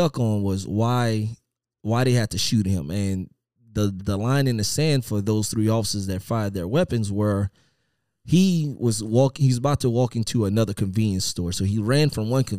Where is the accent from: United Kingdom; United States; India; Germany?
United States; Louisiana; moved away; I'm originally from Louisiana, and my old agency, Lafayette